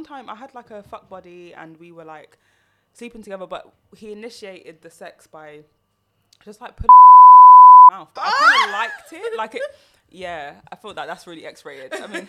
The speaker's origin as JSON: {"language": "English", "country": "Jamaica", "said": "We don't do that as a Jamaican."}